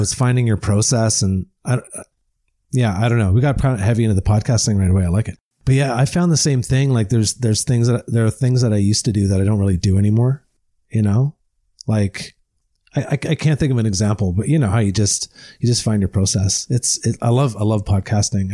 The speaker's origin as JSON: {"language": "English", "town": "Deep River", "region": "Ontario", "country": "Canada", "tie": "born or raised there", "said": "I am an Ontario boy. I grew up in the Ottawa Valley in, uh, uh, Deep River, Ontario."}